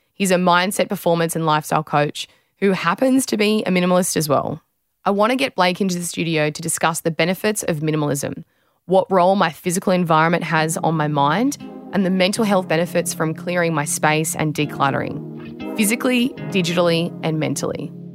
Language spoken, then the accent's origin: English; Australia